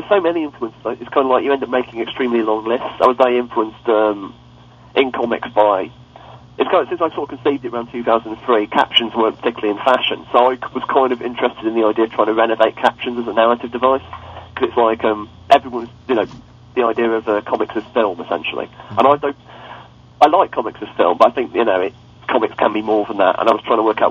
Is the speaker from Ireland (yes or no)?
no; England, United Kingdom; I'm English